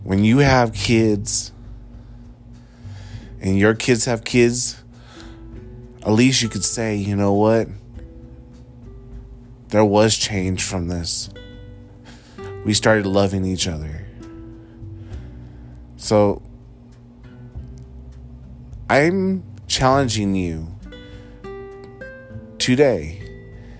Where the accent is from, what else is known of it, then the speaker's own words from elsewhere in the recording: United States; as an American, United States of America, USA, proud to be an American